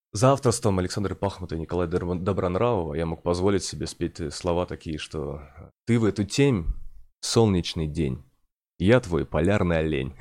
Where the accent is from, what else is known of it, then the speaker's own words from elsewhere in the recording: Murmansk, Murmansk Oblast, Russia; moved away; что я из Мурманска, что я с севера